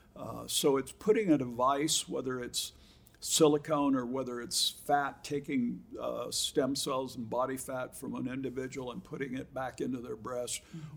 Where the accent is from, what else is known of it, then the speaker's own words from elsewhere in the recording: Huntington Beach, California, United States; also born or lived in Boston; I was five years old when I came from Boston and okay. lived at Huntington Beach all my life.